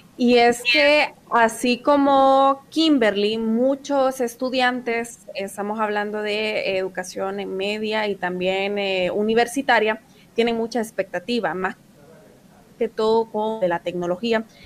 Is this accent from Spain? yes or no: no; Honduras; yo como hondureña